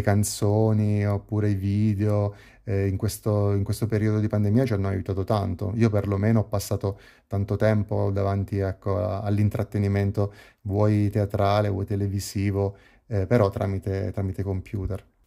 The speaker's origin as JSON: {"language": "Italian", "town": "Pescara", "region": "Abruzzo", "country": "Italy", "said": "ho 35 anni e sono di Pescara, una città nel centro Italia, sulla costa adriatica"}